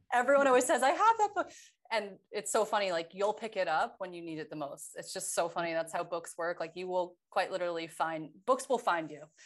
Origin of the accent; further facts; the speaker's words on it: New York, United States; moved away as an adult; now in California, United States; I was from New York